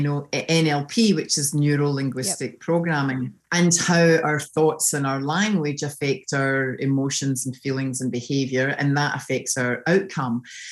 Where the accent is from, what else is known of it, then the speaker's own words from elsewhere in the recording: Scotland, United Kingdom; accent: Scottish; moved away as an adult; now in Sydney, Australia; So you can obviously tell I'm from Scotland from my accent